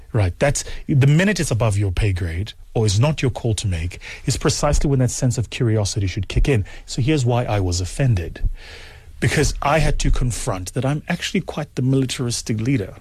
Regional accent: South Africa; as a South African, it's not the model of management I was taught

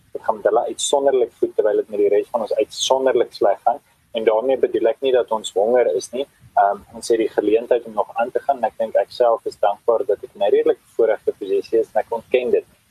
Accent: South Africa; As Suid-Afrikaners

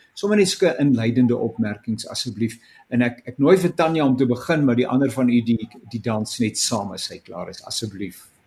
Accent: South Africa; ek as Suid-Afrikaner gebore is

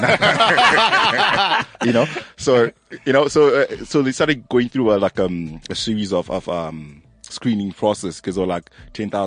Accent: Zimbabwe; now in South Africa; I'm from Zim.

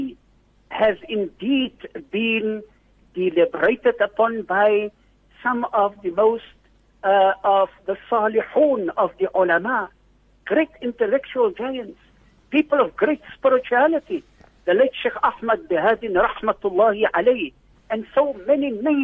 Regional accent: Worcester, Western Cape, South Africa; my community in Worcester, the town where I was born and come from

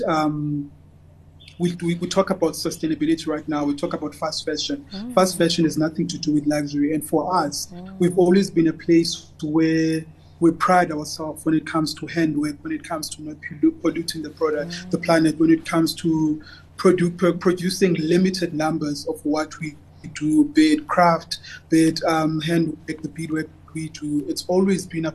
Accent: Cape Town, Western Cape, South Africa; I'm from Khayelitsha

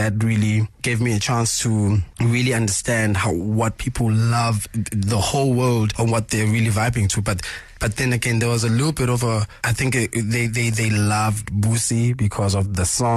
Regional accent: South Africa; I'm from South Africa

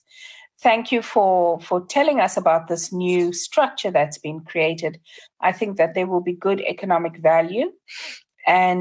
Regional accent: South Africa; as a South African

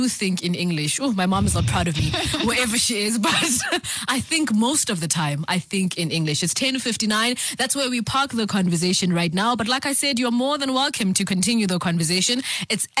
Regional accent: Soweto, Gauteng, South Africa; first language Zulu; English is a second language; I grew up in Soweto

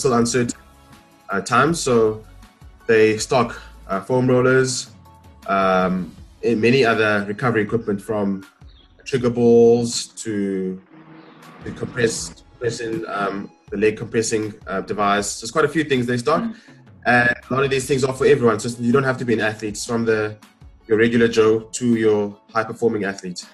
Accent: Port Elizabeth, Eastern Cape, South Africa; I'm born and raised in Port Elizabeth.

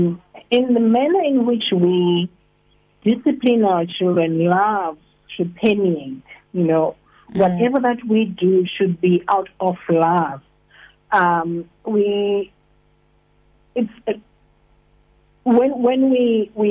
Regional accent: Hartbeespoort, North West, South Africa; moved away as an adult; now in East London, South Africa; I'm originally from Hartbeespoort, so we moved here only 3 years ago.

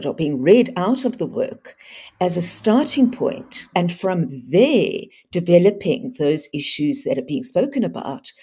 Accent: South Africa; as South African artists

